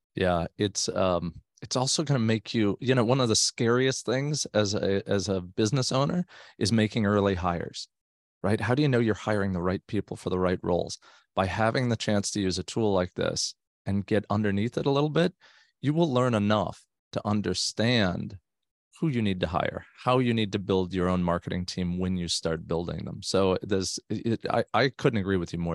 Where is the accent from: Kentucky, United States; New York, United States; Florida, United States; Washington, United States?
Florida, United States; South; now in Northern California, United States; I grew up in South Florida, so both my wife and I did